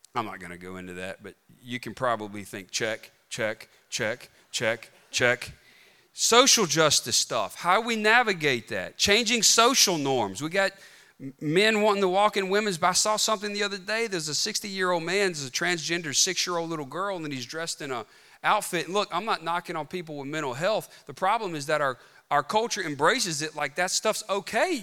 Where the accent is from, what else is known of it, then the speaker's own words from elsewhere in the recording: Bogue Chitto, Mississippi, United States; I'm from Bogachuda, Mississippi